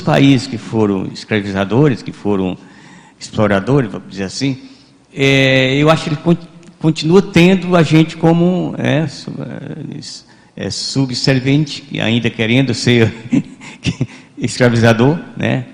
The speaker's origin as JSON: {"language": "Portuguese", "country": "Brazil", "said": "nós aqui brasileiros"}